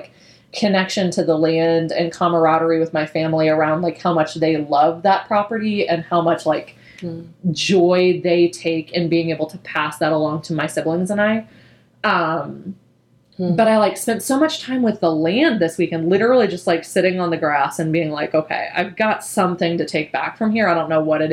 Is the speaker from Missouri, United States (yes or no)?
yes; Southeast Missouri, United States; moved away